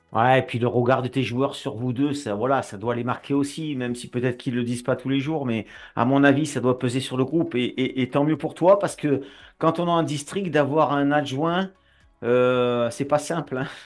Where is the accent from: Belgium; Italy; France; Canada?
France; Nîmes, Occitania; accent: southern; tu entends mon accent, et moi, je suis du Sud, et je suis de Nîmes